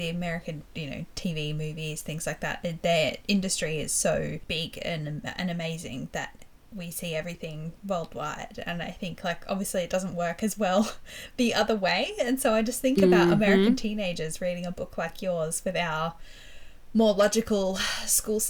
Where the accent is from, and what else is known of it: Australia